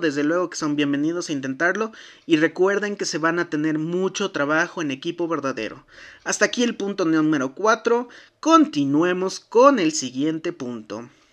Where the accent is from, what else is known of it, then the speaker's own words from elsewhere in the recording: Mexico; como buenos mexicanos, nos sentábamos